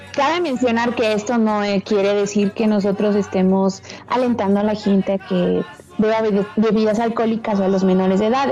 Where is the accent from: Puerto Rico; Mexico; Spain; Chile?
Mexico; nosotros como mexicanos